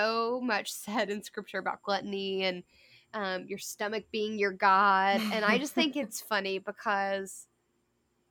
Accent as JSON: {"language": "English", "country": "United States", "said": "I'm an American, but my citizenship is in heaven first"}